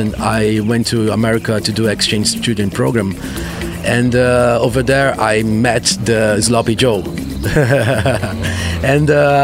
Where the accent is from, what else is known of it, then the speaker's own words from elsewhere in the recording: Brazil; I'm from Fatnotronic and from Brazil.